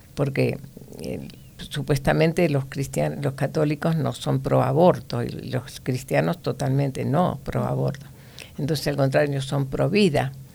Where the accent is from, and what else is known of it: Argentina; moved away